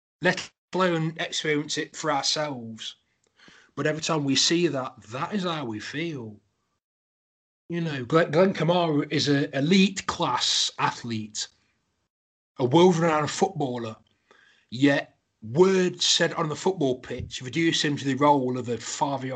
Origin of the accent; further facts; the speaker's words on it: Derby, East Midlands, United Kingdom; I'm from Derby